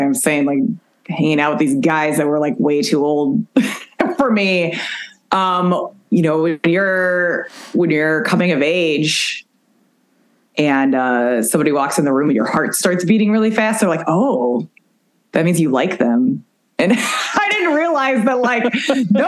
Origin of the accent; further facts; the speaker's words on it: Chicago, Illinois, United States; I'm from Chicago